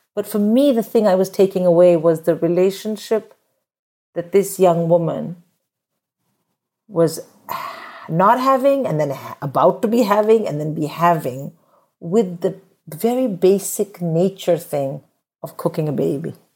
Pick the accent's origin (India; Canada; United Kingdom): India; moved away as an adult; I grew up in India where getting married and having a kid is just, it's just the done thing